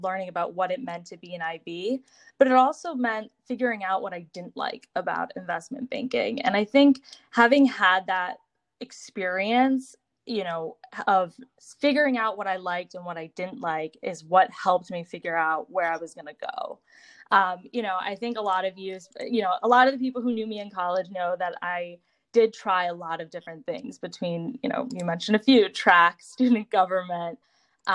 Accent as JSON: {"language": "English", "town": "Boston", "region": "Massachusetts", "country": "United States", "tie": "born or raised there", "said": "I grew up in Boston, right in the suburbs"}